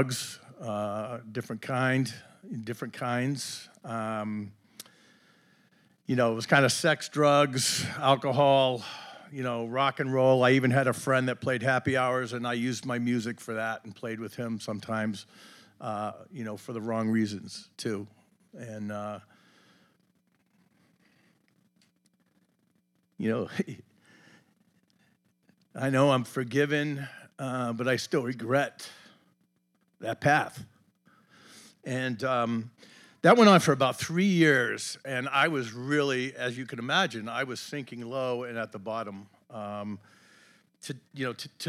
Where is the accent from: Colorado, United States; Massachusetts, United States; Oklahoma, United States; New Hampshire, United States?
Massachusetts, United States; Braintree; also born or lived in West Virginia; I grew up just outside of Boston in a town called Braintree